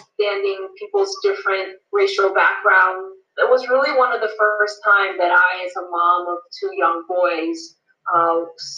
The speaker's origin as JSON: {"language": "English", "country": "United States", "tie": "born or raised there", "said": "I and so many Asian Americans were born and raised in the United States of America"}